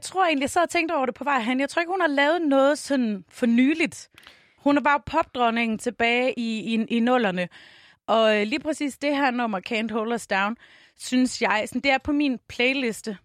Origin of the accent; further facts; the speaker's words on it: Tønder, Southern Denmark, Denmark; moved away as an adult; also born or lived in Varde; now in Copenhagen, Denmark; da jeg flyttede til København i to tusind og otte, så jeg kommer fra Tønder